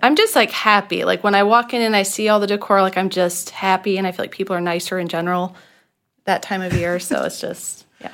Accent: Michigan, United States; now in Orlando, United States; I grew up in Michigan

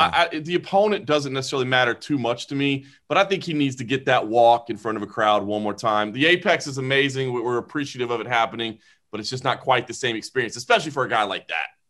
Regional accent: Dallas, Texas, United States; now in Las Vegas, United States; I grew up in Dallas, you know, the Dallas Fort Worth Metroplex

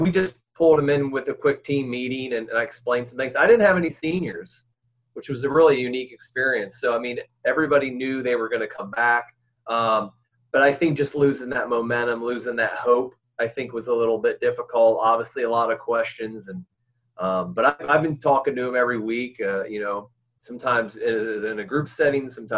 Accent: Ohio, United States; also born or lived in Louisiana; now in Chattanooga, United States; I'm from Ohio.

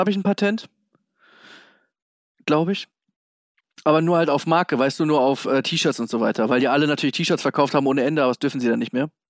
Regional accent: Hamburg, Germany; born there; dieses H-A-M-B-U-R-G, ich wurde 77 geboren im UKE.

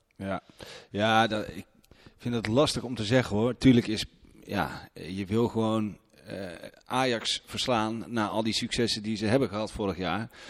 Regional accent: Haarlem, North Holland, Netherlands; now in Eindhoven, Netherlands; Ik kom uit Haarlem, ben daar geboren

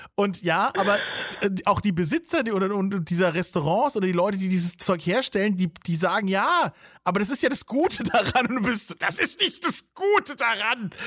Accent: Bavaria, Germany; als Bayer

